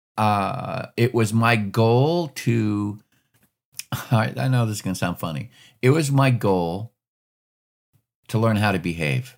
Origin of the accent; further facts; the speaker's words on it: Alaska, United States; I grew up, I grew up in Alaska